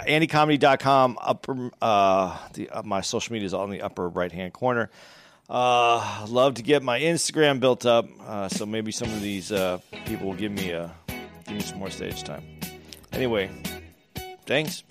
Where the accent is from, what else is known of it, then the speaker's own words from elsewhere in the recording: Arizona, United States; I grew up in Arizona.